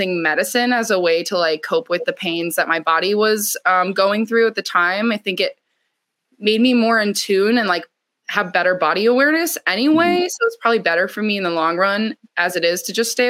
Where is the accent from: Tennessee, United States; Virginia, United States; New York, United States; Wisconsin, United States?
Wisconsin, United States; I'm from Wisconsin